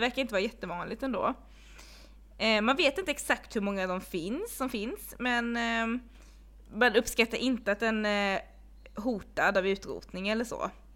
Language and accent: Swedish; Blekinge, Sweden; jag är uppvuxen i Blekinge